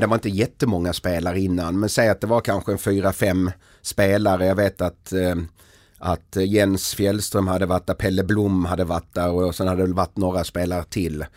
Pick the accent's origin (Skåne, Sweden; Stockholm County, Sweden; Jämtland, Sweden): Skåne, Sweden; Helsingborg; moved away; jag kom från Helsingborg